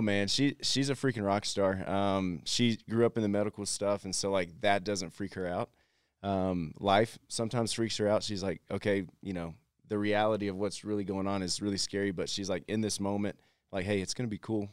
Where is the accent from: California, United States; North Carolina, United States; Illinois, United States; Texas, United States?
Texas, United States; I'm from Texas